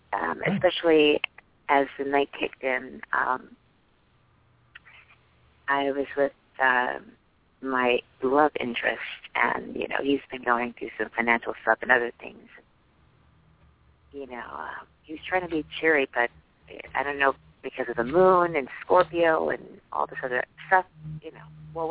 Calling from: New York, United States; I'm calling from New York.

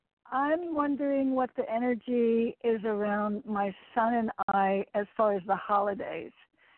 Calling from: Connecticut, United States; in Connecticut.

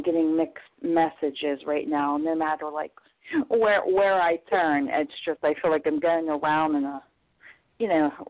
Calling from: Pennsylvania, United States; I'm calling from Pennsylvania.

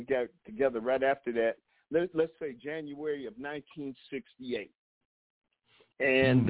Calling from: Detroit, Michigan, United States; also born or lived in Ladera Heights, Los Angeles; I'm calling from Detroit, Michigan, Motown.

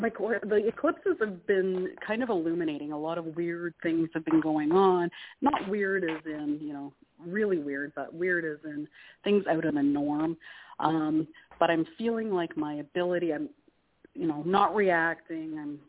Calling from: Canada; It's … from Canada.

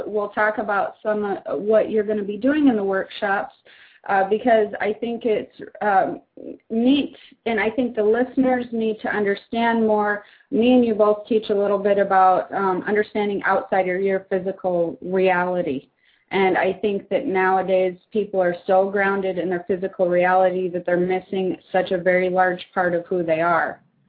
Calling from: Kailua, Hawaii, United States; calling, or I'm from Kailua, Hawaii, on Oahu here.

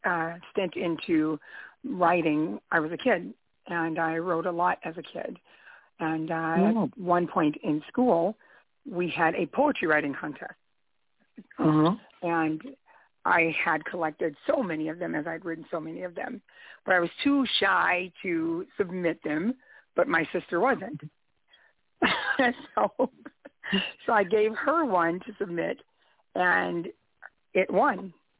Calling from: Fort Worth, Texas, United States; I'm calling in from Fort Worth, Texas.

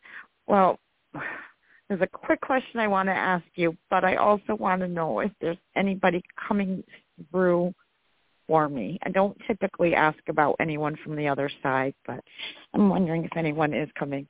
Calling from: New York City, New York, United States; I'm in New York City.

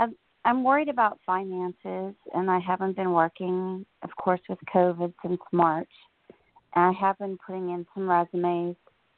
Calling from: New Jersey, United States; Hi, Jorianne … I'm in New Jersey.

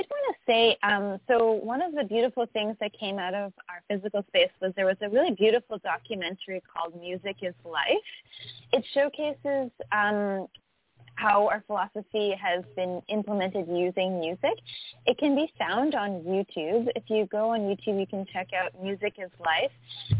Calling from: Canada; So we're calling you from Canada.

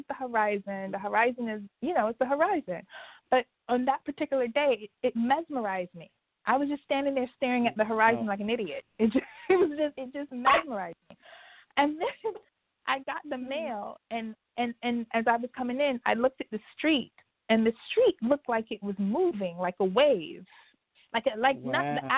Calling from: New York, United States; I'm calling from New York.

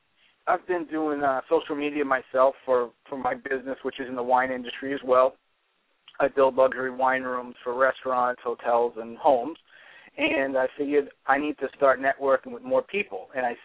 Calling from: New Hampshire, United States; I'm in New Hampshire.

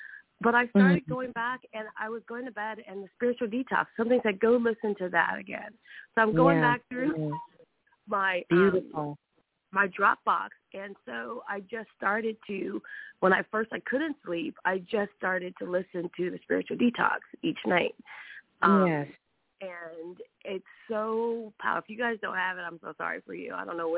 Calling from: New Orleans, Louisiana, United States; also born or lived in California; I'm calling now from New Orleans.

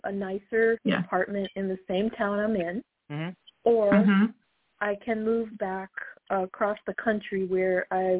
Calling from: Chicago, Illinois, United States; I'm calling from Chicago.

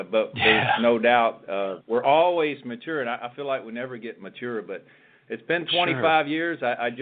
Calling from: Palm Harbor, Florida, United States; I am in beautiful Palm Harbor, Florida, where our corporate headquarters is.

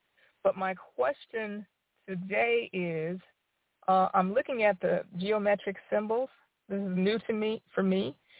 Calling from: Dublin, Georgia, United States; I'm calling from Dublin, Georgia today.

